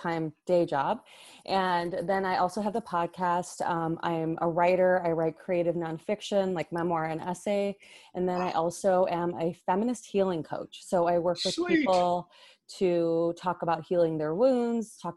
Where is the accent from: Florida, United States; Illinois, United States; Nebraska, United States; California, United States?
Illinois, United States; Hoffman Estates; now in Los Angeles, United States; I grew up in the northwest suburbs in Hoffman Estates near Schaumburg.